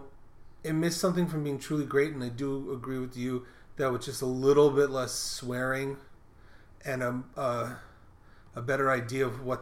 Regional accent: New York City, New York, United States; as a New Yorker, I'm a fourth generation New Yorker

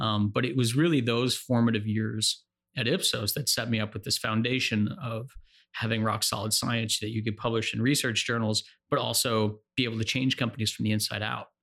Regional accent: New Jersey, United States; I'm from New Jersey

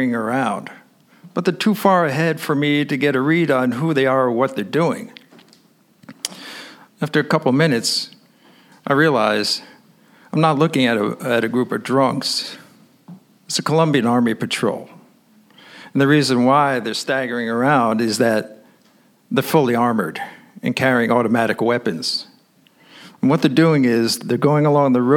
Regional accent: New York, United States; I'm an American. So I say, "Nueva York."

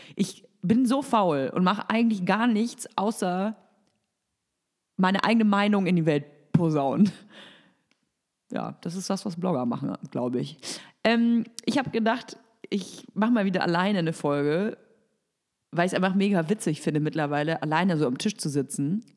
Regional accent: Nuremberg, Bavaria, Germany; moved away; Ich komme ursprünglich aus Nürnberg

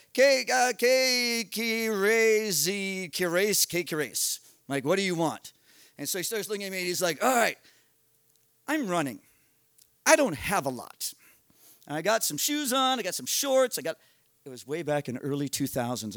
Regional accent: United States; I'm an American in Paraguay

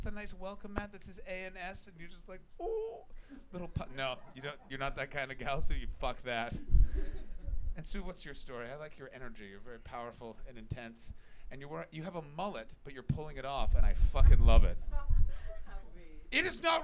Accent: Ontario, Canada; moved away as an adult; now in United Kingdom; I am from Canada

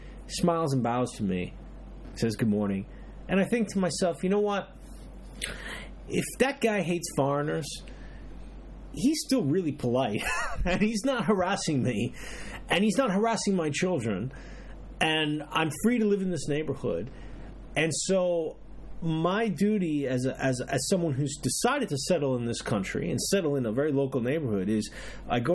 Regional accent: New York City, New York, United States; moved away as an adult; now in Japan; I grew up in Brooklyn

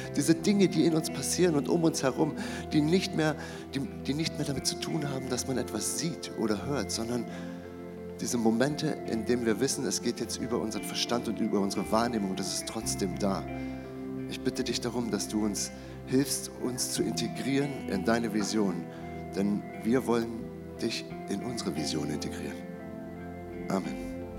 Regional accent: Germany; bin ich als Deutscher auf die Welt gekommen

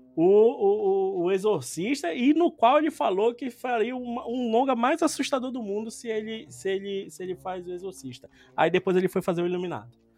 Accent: Brazil; a gente é do Brasil

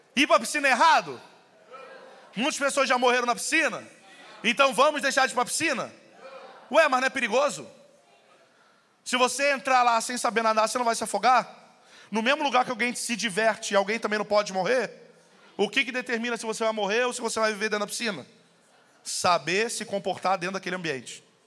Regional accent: Rio de Janeiro, Brazil; moved away; eu vim do Rio

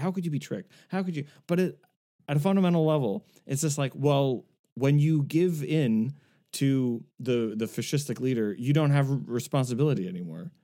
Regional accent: South Shore of Massachusetts, United States; growing up in the South Shore of Massachusetts

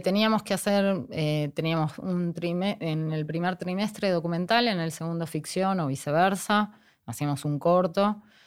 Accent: Avellaneda, Buenos Aires Province, Argentina; moved away as an adult; also born or lived in Mexico; now in Jujuy, Argentina; yo viví toda mi infancia en Avellaneda hasta la adolescencia.

